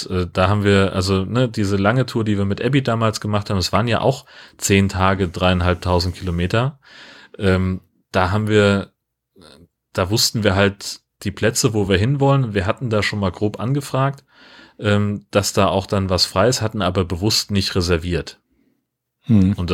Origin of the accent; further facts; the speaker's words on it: Germany; Komme aus den, Au äh, da wo, wo ich groß geworden bin, da endet das Rothaargebirge gerade.